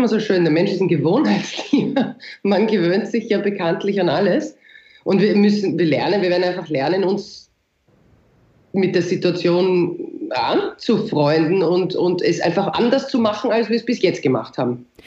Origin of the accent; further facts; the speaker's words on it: Austria; also born or lived in Vienna; bei uns in Österreich